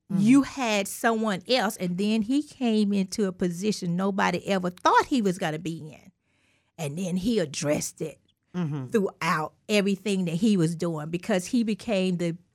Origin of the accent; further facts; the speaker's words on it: Mississippi, United States; That's right. I'm from Mississippi, and I knew.